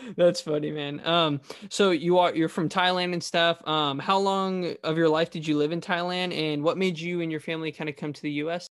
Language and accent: English; the Valley, California, United States; I'm from the Valley